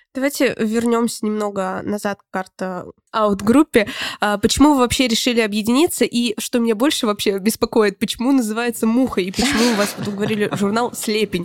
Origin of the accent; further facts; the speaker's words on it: Voronezh, Voronezh Oblast, Russia; мы из Воронежа